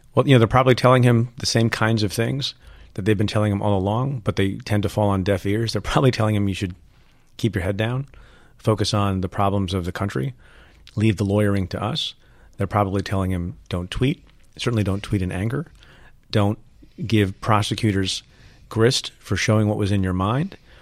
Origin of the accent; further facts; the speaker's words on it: New Jersey, United States; also born or lived in India / United Kingdom / Buffalo, New York; we had an ordinary life growing up in Jersey as an immigrant family